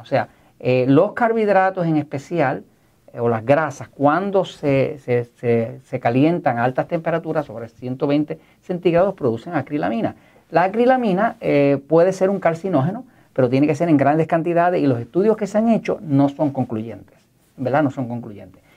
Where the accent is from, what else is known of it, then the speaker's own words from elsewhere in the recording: Puerto Rico; yo soy de Puerto Rico, soy parte de Estados Unidos